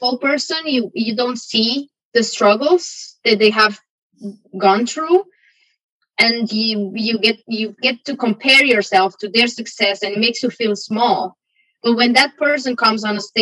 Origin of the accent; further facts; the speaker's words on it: Romania; moved away as an adult; also born or lived in Aarhus, Denmark; now in Denmark; back in my home country, and not the whole country, you know, like I can't speak for the whole country, but where I come from, you know, you have a small bubble where you come from, and that was what was defining my life, you know. It doesn't apply to the whole country of Romania